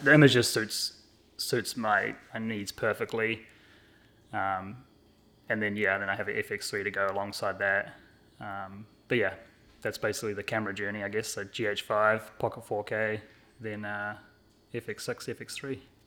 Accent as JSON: {"language": "English", "country": "New Zealand", "tie": "born or raised there", "moved": "as an adult", "lives_now": "Burlington, United States", "said": "I grew up in New Zealand, and I, uh, moved here in tw-, two thousand sixteen"}